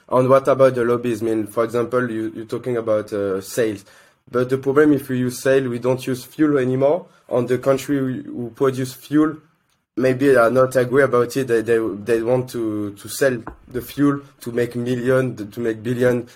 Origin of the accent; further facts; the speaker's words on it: France; I come from France